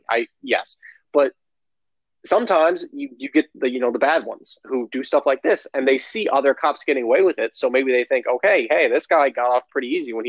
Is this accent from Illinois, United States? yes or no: yes; Geneva, Illinois, United States; I grew up in Geneva, Illinois, a community that is no less than 98% white